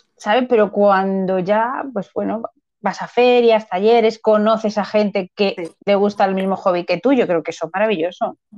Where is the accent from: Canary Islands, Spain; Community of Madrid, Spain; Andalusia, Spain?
Community of Madrid, Spain; Madrid; yo soy de Madrid